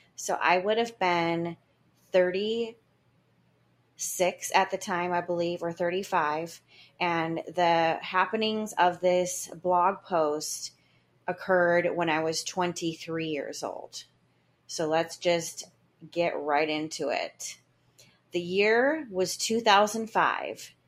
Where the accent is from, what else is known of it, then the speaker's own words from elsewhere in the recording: Grand Haven, Michigan, United States; Grand Haven, Michigan, where I was going to live in my favorite house, and my hometown